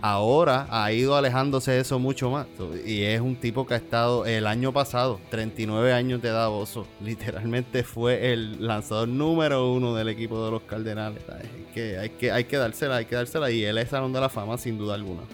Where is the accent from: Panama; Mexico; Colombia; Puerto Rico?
Puerto Rico; es prácticamente americano, territorio americano, somos americanos